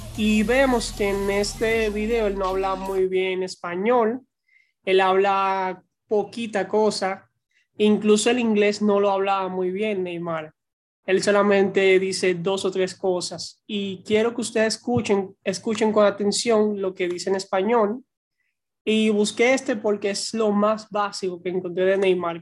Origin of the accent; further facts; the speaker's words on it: Dominican Republic; soy de la República Dominicana